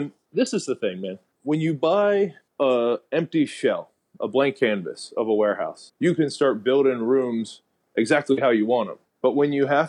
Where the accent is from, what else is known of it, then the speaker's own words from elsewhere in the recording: Lawrence, Kansas, United States; also born or lived in Michigan / Denver, Colorado; now in Puerto Rico; I'm from Lawrence, Kansas